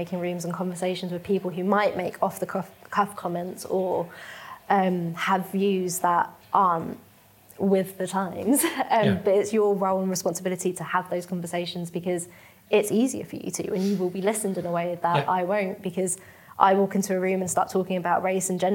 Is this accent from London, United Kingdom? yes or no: yes; London, United Kingdom; also born or lived in Mauritius / Surrey; now in Manchester, United Kingdom; I'm Mauritian, so it's I'm of Indian heritage from a country that's in Africa, but grew up in London and now live in Manchester.